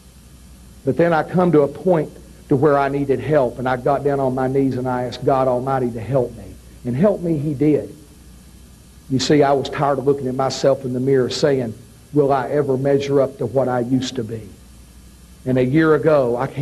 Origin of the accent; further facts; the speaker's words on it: Knoxville, Tennessee, United States; I was born and raised in Knoxville, Tennessee. Growing up in Knoxville, Tennessee, I grew up on Ron Wright.